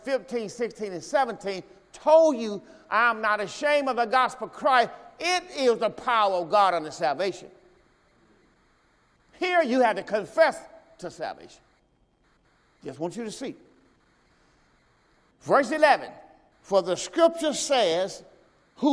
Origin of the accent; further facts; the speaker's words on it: Mississippi, United States; moved away; I'm from Mississippi.